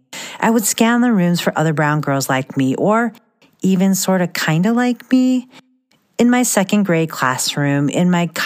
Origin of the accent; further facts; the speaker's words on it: Midwest, United States; I was always the only … and the only Filipino or first-generation immigrant kid in any room in the small town where I grew up, in the middle of Midwest cornfields, far away from the Manila rice fields of my ancestors.